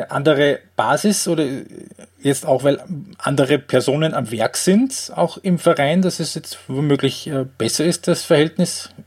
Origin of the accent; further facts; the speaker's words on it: Graz, Styria, Austria; Ähm, als Grazer bleibt die Frage nicht aus, wenn du die Thematik schon ansprichst.